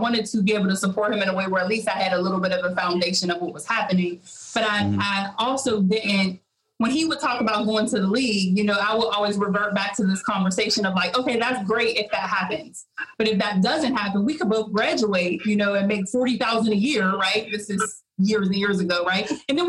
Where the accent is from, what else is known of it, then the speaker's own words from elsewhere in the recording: Pittsburgh, Pennsylvania, United States; I grew up in Pittsburgh